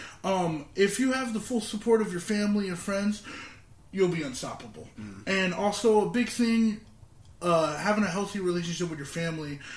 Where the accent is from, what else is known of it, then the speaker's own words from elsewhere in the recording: Southern Orange County, California, United States; born and raised in Southern Orange County